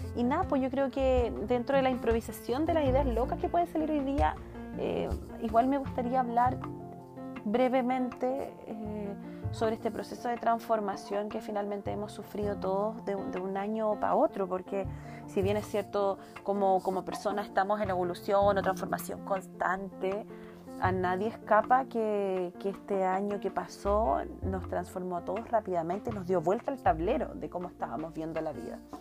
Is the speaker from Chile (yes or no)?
yes; Puerto Varas, Los Lagos, Chile; soy de Puerto Varas, tengo 32 años recién cumplidos